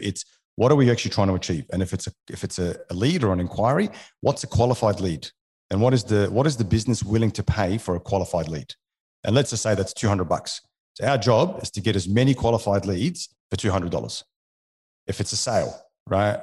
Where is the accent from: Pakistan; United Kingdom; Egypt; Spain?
Egypt; Alexandria, Alexandria Governorate; born or raised there; first language French; English is a second language; also born or lived in New Zealand; now in Australia